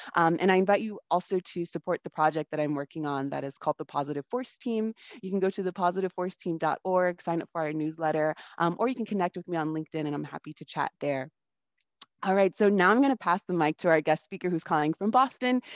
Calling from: Patagonia, Argentina; I'm calling from Patagonia in Argentina

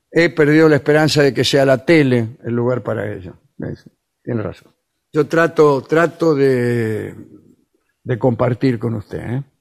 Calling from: Seattle, Washington, United States; de Seattle, Washington, estado de Washington, ¿no?

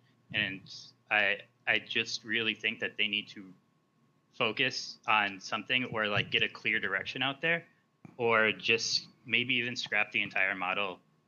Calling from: New York, United States; Oh, New York.

